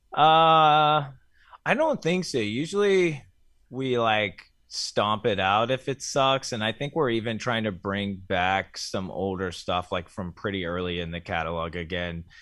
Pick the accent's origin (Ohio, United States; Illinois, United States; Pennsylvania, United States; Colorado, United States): Ohio, United States; my home state of Ohio